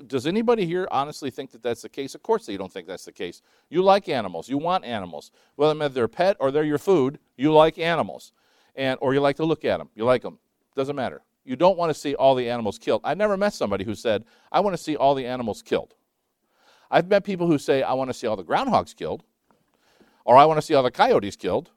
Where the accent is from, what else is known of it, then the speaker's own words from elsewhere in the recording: Scotland, United Kingdom; I'm Scottish